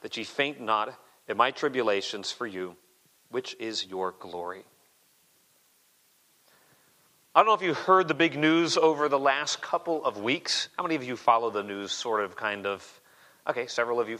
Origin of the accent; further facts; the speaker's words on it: Arizona, United States; I grew up in Arizona